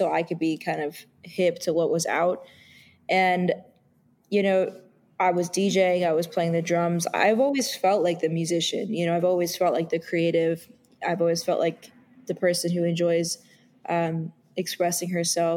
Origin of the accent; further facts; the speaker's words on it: New York City, New York, United States; growing up in New York City